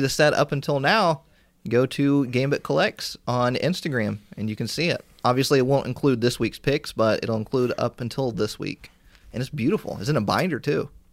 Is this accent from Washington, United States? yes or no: no; Indiana, United States; I'm from Indiana, and we have one IKEA store.